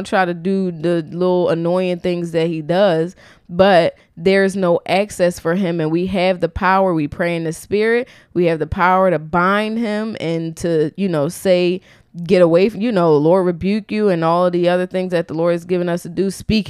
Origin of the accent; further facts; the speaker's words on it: Philadelphia, Pennsylvania, United States; we're from Philly.